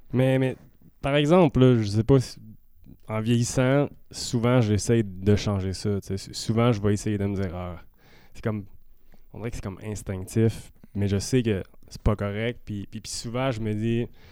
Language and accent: French; Saint-Eustache, Quebec, Canada; on vient de Saint-Eustache tous les deux.